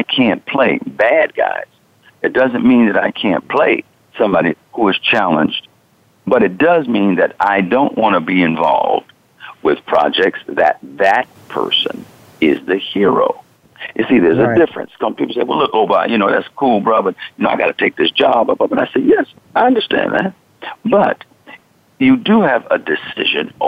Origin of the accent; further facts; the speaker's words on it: New York City, New York, United States; I was born in Queens